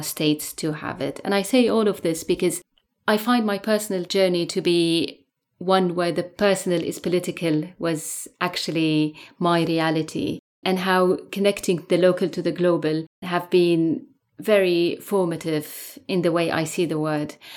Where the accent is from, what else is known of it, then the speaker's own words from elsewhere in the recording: Syria; moved away as an adult; now in London, United Kingdom; I'm a lawyer from Syria, and I grew up in the eighties under authoritarianism in a highly militarized society